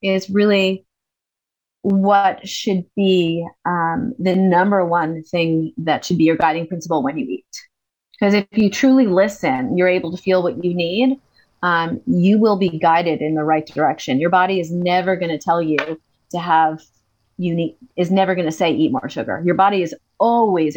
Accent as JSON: {"language": "English", "country": "United States", "moved": "yes", "said": "I'm American"}